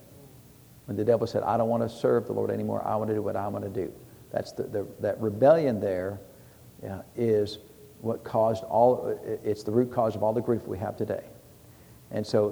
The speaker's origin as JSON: {"language": "English", "country": "United States", "said": "us Americans"}